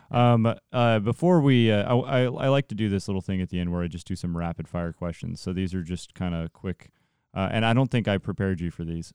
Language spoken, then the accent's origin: English; Central Valley, California, United States; I'm from the Central Valley